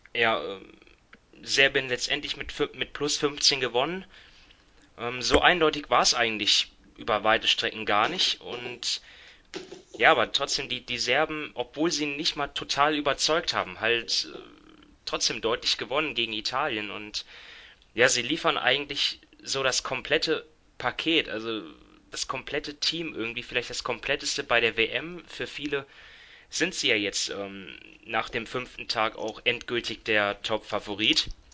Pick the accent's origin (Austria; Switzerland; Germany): Germany; wir als Deutsche